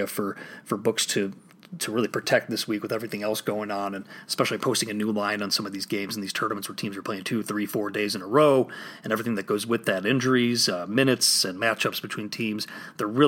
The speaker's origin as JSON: {"language": "English", "region": "Illinois", "country": "United States", "said": "here in my home state of Illinois"}